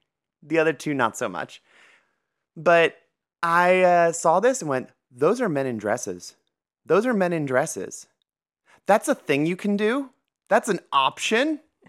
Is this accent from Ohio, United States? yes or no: yes; Ohio, United States; So growing up in Ohio